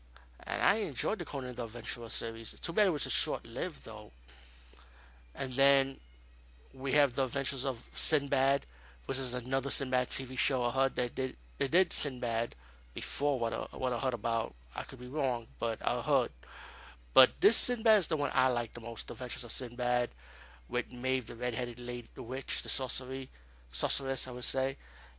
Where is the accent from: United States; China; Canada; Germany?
United States; New York; Where I'm from New York.